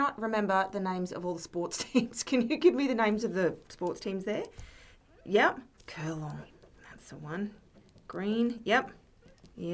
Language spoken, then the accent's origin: English; Capella, Queensland, Australia; we grew up in Capella